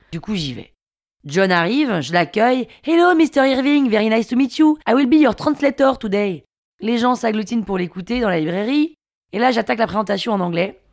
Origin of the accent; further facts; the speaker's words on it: Paris, Île-de-France, France; also born or lived in London, United Kingdom; Parisienne, 34 ans, et je suis née à Londres en Angleterre.